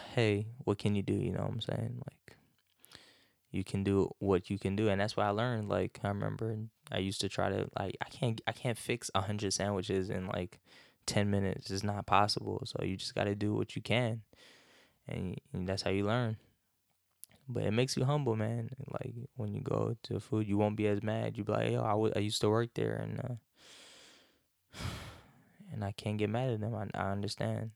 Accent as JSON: {"language": "English", "region": "North Carolina", "country": "United States", "tie": "born or raised there", "said": "growing up in North Carolina"}